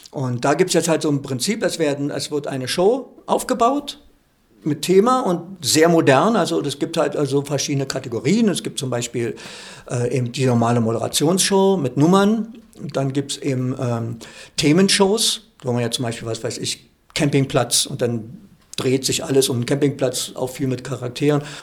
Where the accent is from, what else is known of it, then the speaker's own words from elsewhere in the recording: Berlin, Germany; moved away as an adult; also born or lived in Füssen / Augsburg; ich bin ja schon seit äh, ja, 23 Jahren wohne ich ja nicht mehr in Berlin.